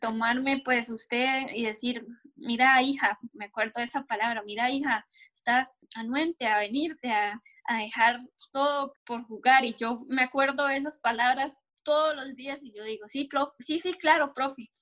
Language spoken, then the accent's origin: Spanish; Bahía Ballena, Puntarenas, Costa Rica; now in France; yo soy de un pueblo que se llama Bahía Ballena, está cerca de, Pérez de León. Bueno, vivo ahí toda mi vida, mi mamá es de ahí